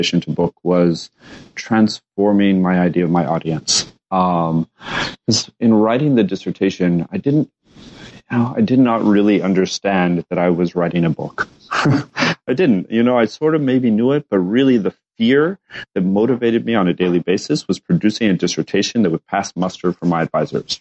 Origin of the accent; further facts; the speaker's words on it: Lubbock, Texas, United States; moved away as an adult; also born or lived in Japan / Chicago; I was also from Lubbock, Texas.